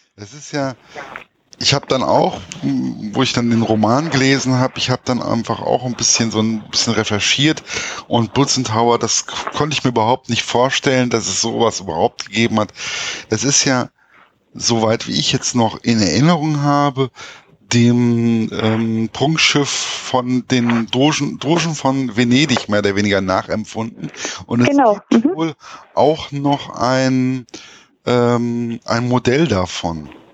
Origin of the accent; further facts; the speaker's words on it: Hesse, Germany; als Hesse